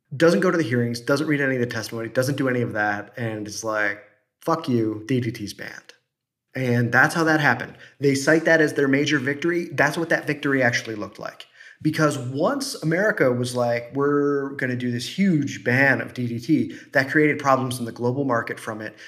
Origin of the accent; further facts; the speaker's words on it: Midwest, United States; I'm from the Midwest.